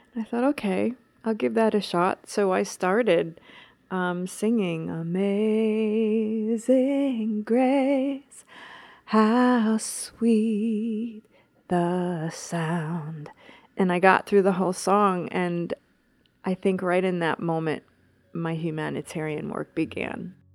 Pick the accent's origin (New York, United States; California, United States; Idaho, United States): New York, United States; New York City; as a New Yorker